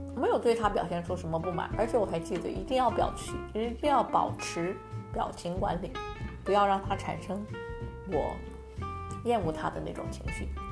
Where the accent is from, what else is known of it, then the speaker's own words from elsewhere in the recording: China; now in United States; 作为一个华人， 作为一个中国人，在美国的话， 我们， 而且我不是那种二代的美国人，是一代的美国人